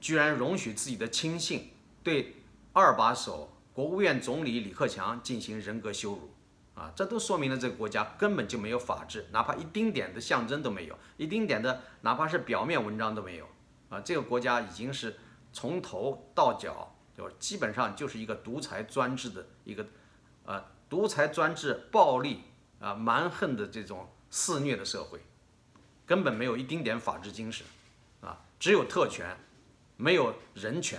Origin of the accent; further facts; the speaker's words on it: China; 我相信作为一个中国人，一个华裔啊，不管是你在生活在什么地方